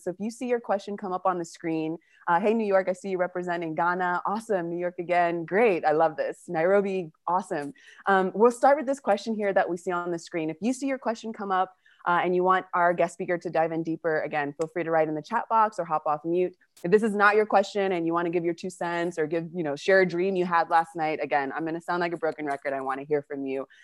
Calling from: Patagonia, Argentina; I'm calling from Argentina and Patagonia

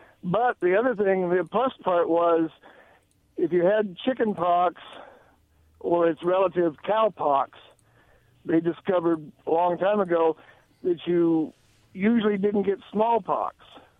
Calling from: Richland, United States; Okay. Yeah … from Richland.

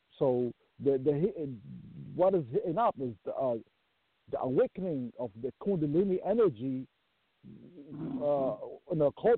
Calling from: Maryland, United States; I'm calling from Maryland.

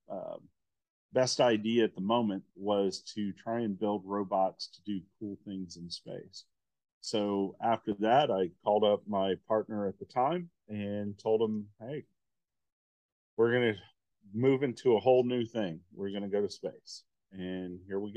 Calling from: New Hampshire, United States; Uh, we're based out of New Hampshire.

